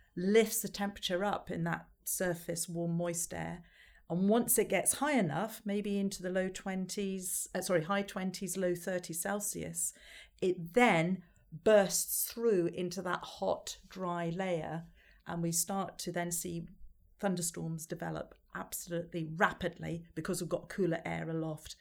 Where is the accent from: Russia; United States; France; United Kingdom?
United Kingdom; Scotland; I'm Scottish